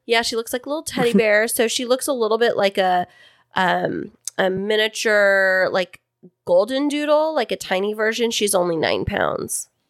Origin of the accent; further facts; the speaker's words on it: Central Valley of California, United States; I am from the Central Valley of California